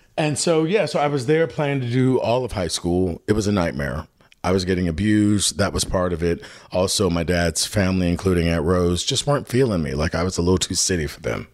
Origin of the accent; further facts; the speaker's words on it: Chicago, Illinois, United States; I was born in Chicago, yeah. I grew up on the South Side.